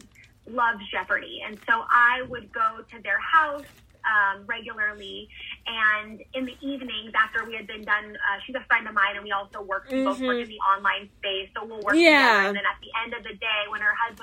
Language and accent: English; Southern California, United States; moved away as an adult; also born or lived in Austria; I'm from California, Southern California, where I spent a lot of, that's where I went to college and everything